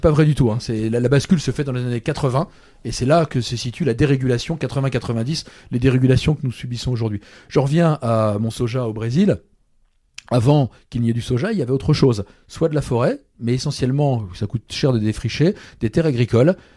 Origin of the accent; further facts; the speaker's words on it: Brittany, France; ceux qui n'ont pas compris que je suis breton, maintenant ils le savent